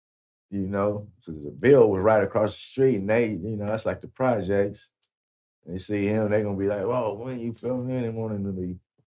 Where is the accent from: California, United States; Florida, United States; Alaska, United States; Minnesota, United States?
California, United States; Because, you know, we come from Cali. We got that. We got that good green.